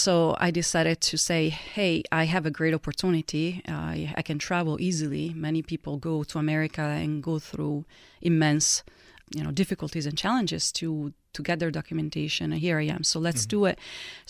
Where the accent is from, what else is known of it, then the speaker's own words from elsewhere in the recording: Italy; English is a second language; people would immediately ask me, oh, where are you from? You're from Italy.